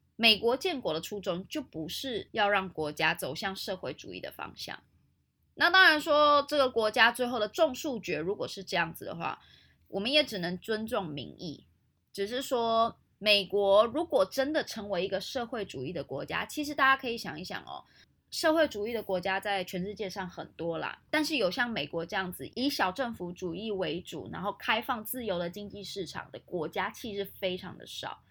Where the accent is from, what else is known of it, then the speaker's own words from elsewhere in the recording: Taiwan; 我们台湾人